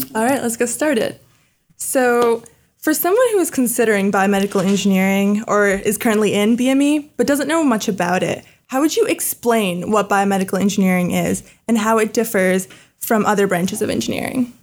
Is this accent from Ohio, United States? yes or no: yes; Dublin, Ohio, United States; I'm also a first year biomedical engineering student from Dublin, Ohio